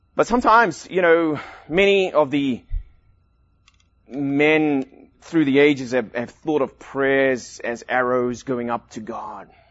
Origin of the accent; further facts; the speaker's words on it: Durban, KwaZulu-Natal, South Africa; now in United States; I grew up in South Africa in Durban, right at the beach